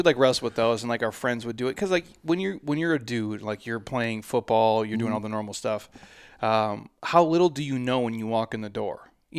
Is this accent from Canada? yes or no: no; Minnesota, United States; Like obviously I'm from Minnesota, so just like watching him my whole life.